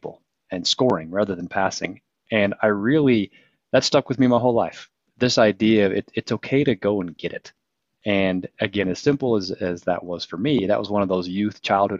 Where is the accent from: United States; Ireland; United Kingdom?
United States; Providence, Utah; Born and raised in Providence, Utah.